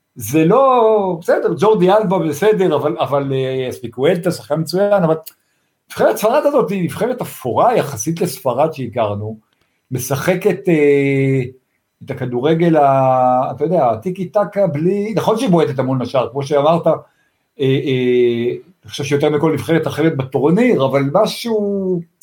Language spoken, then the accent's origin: Hebrew; Tel Aviv, Tel Aviv District, Israel; אני גדלתי באמצע תל אביב